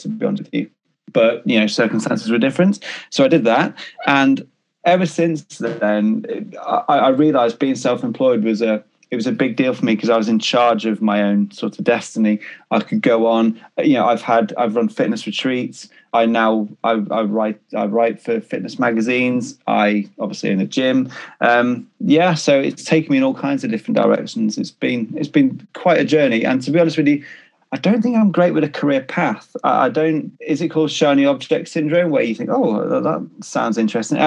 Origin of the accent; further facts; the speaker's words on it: Cornwall, South West England, United Kingdom; moved away as an adult; also born or lived in Liverpool / Swansea; now in Greater Manchester, United Kingdom; I was born in Liverpool, grew up in Cornwall, with a small hiatus when I went to university in Swansea